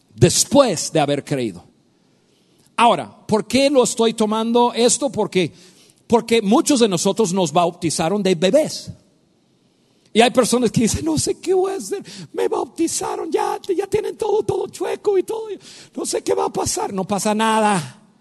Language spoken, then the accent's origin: Spanish; United States; Spanish is a second language; moved away as an adult; now in Mexico; Yo soy norteamericano, yo nací en Estados Unidos